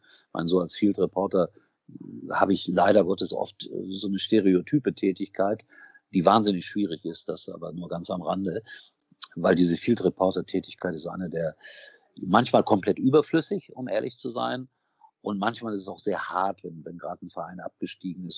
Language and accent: German; Gelsenkirchen, North Rhine-Westphalia, Germany; moved away; ich komme aus einer Stadt, ich bin in Schalke geboren.